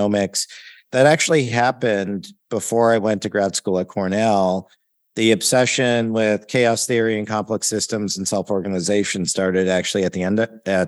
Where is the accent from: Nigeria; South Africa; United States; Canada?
Canada; Ontario; also born or lived in Toronto / Oakville / Sarnia / London, Ontario; So I grew up in Ontario, Canada, born in Toronto and grew up in smaller cities west of there, Oakville, Ontario, Sarnia, Ontario, right on the border with Michigan, and then London, Ontario